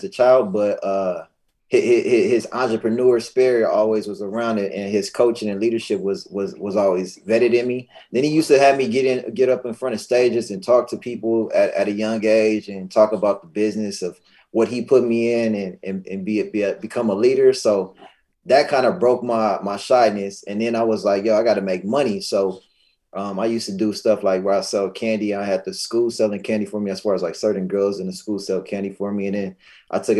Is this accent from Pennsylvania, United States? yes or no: no; Lancaster, California, United States; I grew up in Lancaster